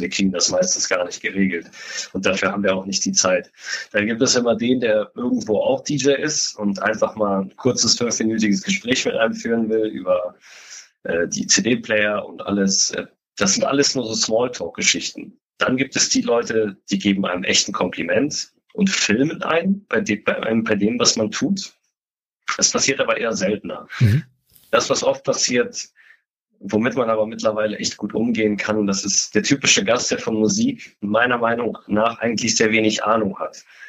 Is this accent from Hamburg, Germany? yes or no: yes; Hamburg, Germany; für mich als Hamburger